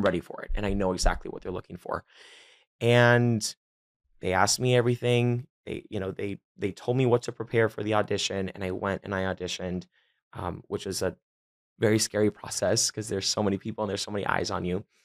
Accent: Miami, Florida, United States; born and raised in Miami, Miami, and all the way through and through

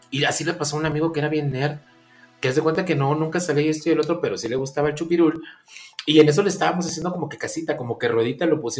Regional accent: Puebla, Mexico; Sí, estamos hablando de aquí de Puebla. De Puebla. porque somos, somos de Puebla.

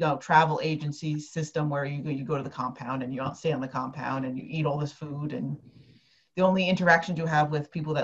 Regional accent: New Jersey, United States; I'm from North Jersey

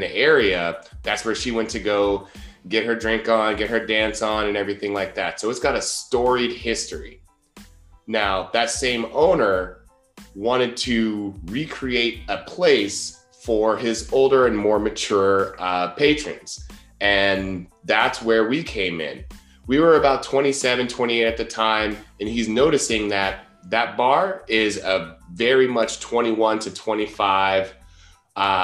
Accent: Columbus, Ohio, United States; moved away as an adult; also born or lived in Southern California / Santa Barbara, California; I grew up in Columbus, Ohio, moved to Southern California in 2012

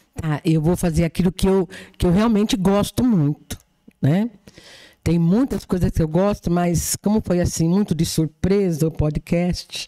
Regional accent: Jabuticabal, São Paulo, Brazil; now in Batatais, Brazil; Porque eu não sou de Batatais, mas eu sou de Jabuticabal

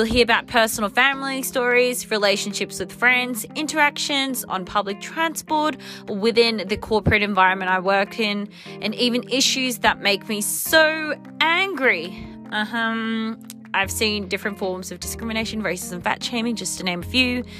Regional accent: Sydney, New South Wales, Australia; I was born and raised in Sydney, Australia

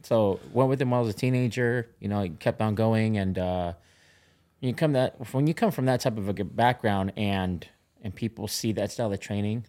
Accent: Orange County, California, United States; I grew up in Orange County

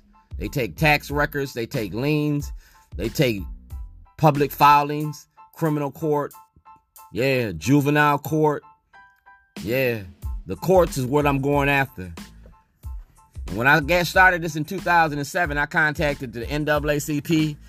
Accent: Zion, Illinois, United States; also born or lived in Chicago; now in Baltimore, United States; I'm not from Baltimore. I'm an outsider. I'm from Chicago. I'm from Lake County. I'm from Zion. I'm from Zion, Illinois, 60099.

